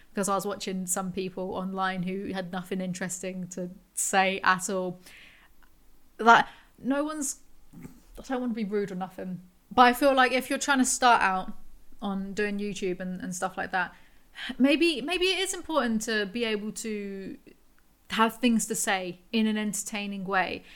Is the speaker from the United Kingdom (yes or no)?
yes; England, United Kingdom; I'm English